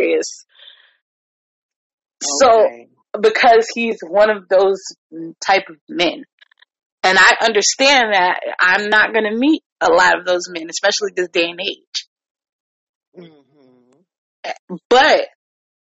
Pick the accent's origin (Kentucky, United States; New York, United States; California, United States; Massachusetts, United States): New York, United States; now in Virginia, United States; I'm a New Yorker